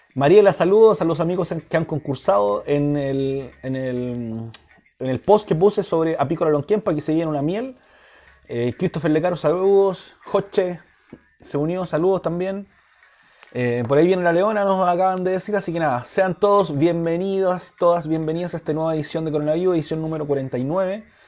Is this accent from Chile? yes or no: yes; Puente Alto, Santiago Metropolitan Region, Chile; Yo soy de Puente Alto